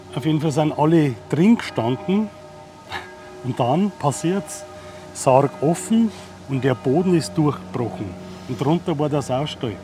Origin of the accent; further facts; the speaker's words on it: Holzheim, Germany; Da wo ich her bin aus Holzheim